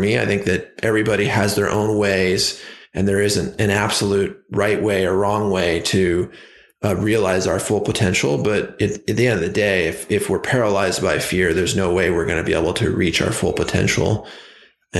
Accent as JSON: {"language": "English", "town": "Ojai", "region": "California", "country": "United States", "tie": "born or raised there", "said": "the town that I grew up on called in Ojai, California"}